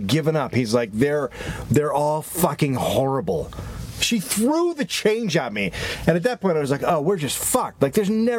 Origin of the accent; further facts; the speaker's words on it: California, United States; also born or lived in New York; And so, but coming from California, there was still customer service happening.